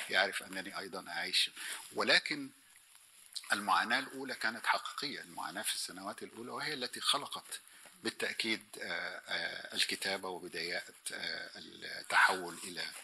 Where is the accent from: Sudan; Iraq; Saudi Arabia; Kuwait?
Sudan; also born or lived in Egypt / Austria; فأقول أنا سوداني مصري نمساوي